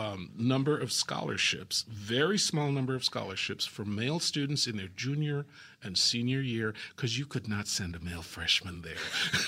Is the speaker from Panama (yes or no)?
yes; Panama; now in United States; I grew up in Panama